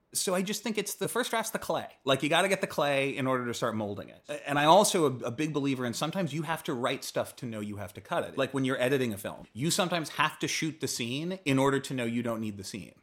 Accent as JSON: {"language": "English", "region": "East Coast", "country": "United States", "tie": "born or raised there", "moved": "yes", "said": "I grew up on the East Coast and I went to a boarding school there"}